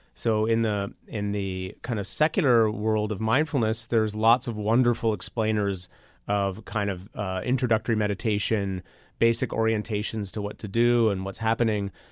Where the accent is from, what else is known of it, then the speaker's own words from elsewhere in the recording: Toronto, Ontario, Canada; I'm from Toronto.